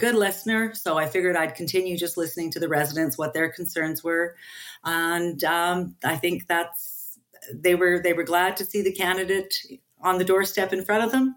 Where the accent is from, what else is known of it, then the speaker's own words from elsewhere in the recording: Edmonton, Alberta, Canada; I was born and raised in Southeast Edmonton, the Capilano area